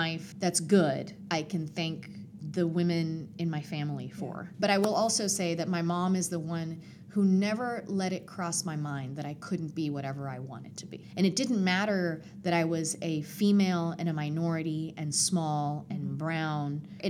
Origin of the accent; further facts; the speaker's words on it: Puerto Rico; also born or lived in Atlanta; My mom is Puerto Rican. I was born in Atlanta, but I was raised extremely Puerto Rican. And we moved to Puerto Rico when I was 10 years old. When we moved to the mountains in Puerto Rico, we were in love with the community.